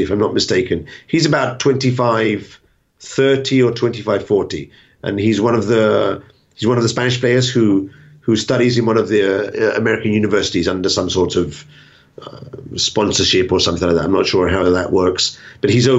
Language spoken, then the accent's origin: English; England, United Kingdom; I'm English